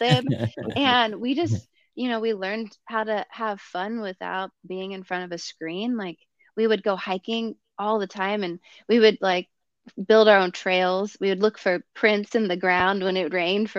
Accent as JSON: {"language": "English", "town": "Valley Center", "region": "California", "country": "United States", "tie": "born or raised there", "moved": "as an adult", "lives_now": "Orange County, United States", "said": "Valley Center. I grew up in Valley Center. I grew up in the sticks."}